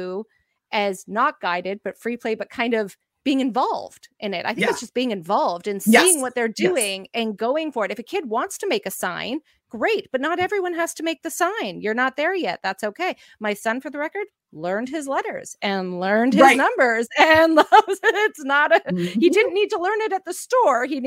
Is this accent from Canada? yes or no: yes; Canada; we went to Timmy's, which is our Tim Hortons, we're Canadian, everyone goes there